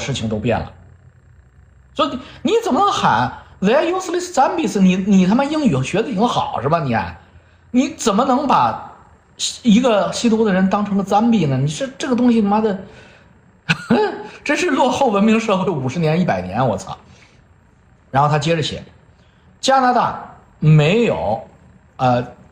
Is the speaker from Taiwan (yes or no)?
no; China; moved away; 我们中国人